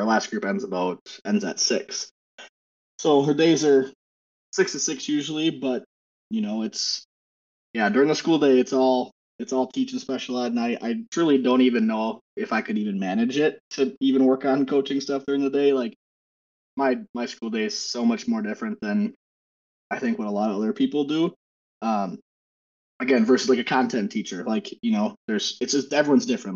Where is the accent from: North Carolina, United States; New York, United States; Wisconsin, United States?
Wisconsin, United States; now in Minnesota, United States; I'm born and raised in Wisconsin, and I currently reside in Minnesota